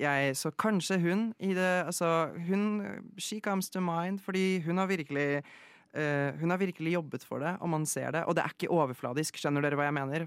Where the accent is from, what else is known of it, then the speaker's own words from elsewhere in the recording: Oslo, Norway; also born or lived in Poland; Jeg ble født i Polen, mm. Eh, og så flyttet jeg hit, eller til, til Norge, da jeg var uh, ca. tre-fire år gammel. og så har jeg egentlig bare vokst opp i Oslo.